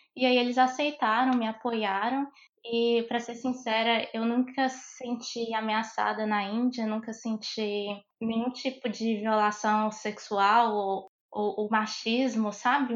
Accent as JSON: {"language": "Portuguese", "town": "Montes Claros", "region": "Minas Gerais", "country": "Brazil", "said": "eu sou de Montes Claros, Minas Gerais"}